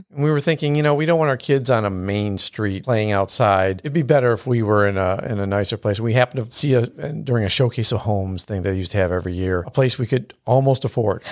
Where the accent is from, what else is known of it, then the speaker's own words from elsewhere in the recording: Buffalo, New York, United States; now in Houston, United States; growing up in Buffalo